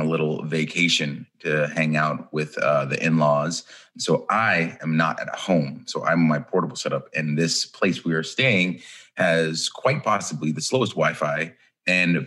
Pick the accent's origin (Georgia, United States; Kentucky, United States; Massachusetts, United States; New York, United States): Georgia, United States; growing up in Georgia